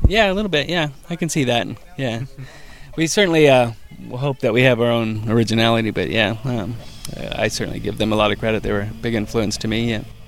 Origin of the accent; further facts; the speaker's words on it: Hayward, California, United States; where we grew up in Hayward is a suburb of San Francisco